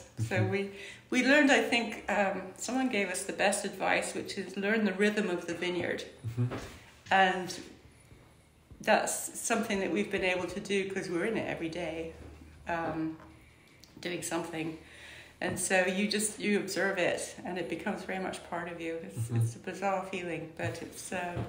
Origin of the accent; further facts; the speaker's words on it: Iran; born there; also born or lived in Scotland; I was born in Iran. Mm-hmm. My father was in the Foreign Office, he was a diplomat, and we moved around the world, to Iran, North Africa, West Africa, Seattle. Ended up in Scotland, where he was from Scotland, so we lived in Scotland.